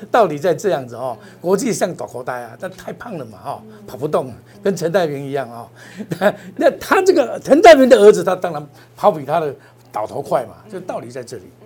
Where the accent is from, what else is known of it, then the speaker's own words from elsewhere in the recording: Taiwan; 我们台湾人